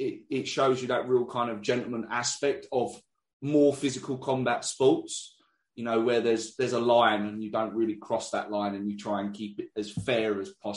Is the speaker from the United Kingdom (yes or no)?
yes; England, United Kingdom; I'm from England